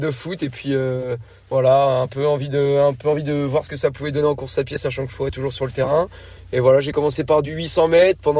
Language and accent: French; Hérouville-Saint-Clair, Normandy, France; now in Caen, France; J'habite à Caen. Je viens de Caen, je suis né à Caen, j'ai grandi à Hérouville-Saint-Clair et euh, maintenant j'habite euh, de nouveau à Caen.